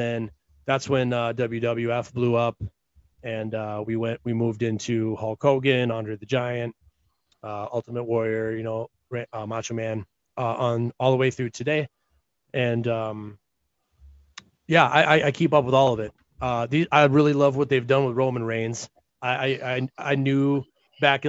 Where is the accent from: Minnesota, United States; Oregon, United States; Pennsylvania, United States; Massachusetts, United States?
Minnesota, United States; I grew up in Minnesota